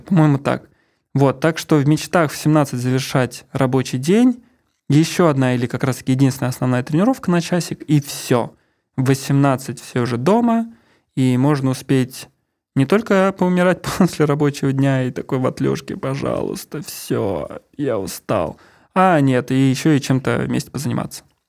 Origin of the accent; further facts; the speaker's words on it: Ramenskoye, Moscow Oblast, Russia; moved away; also born or lived in Saint Petersburg; я из Раменского, из Мособласти, и я всю жизнь, половина жизни, получается, я прожил в 500 метрах от леса